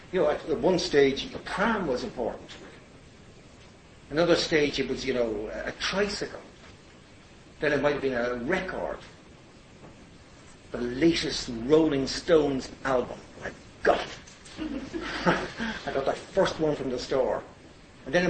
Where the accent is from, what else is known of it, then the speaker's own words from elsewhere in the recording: Ireland; I was Irish